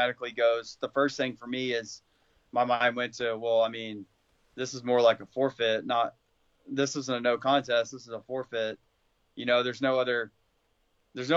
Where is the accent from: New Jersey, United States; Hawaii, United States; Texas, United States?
Texas, United States; Azle; also born or lived in Florida; That's where I'm from Azle, just outside of Fort Worth